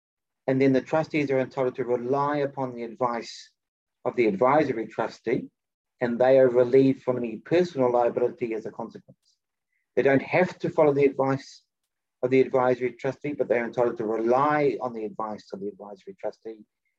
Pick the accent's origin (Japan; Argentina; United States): Japan; I'm from Japan, so, and he's got a huge collection of ancient violins.